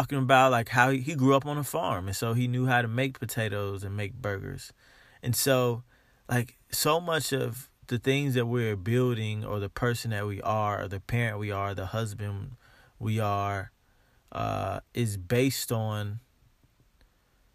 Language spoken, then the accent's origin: English; United States; I am African American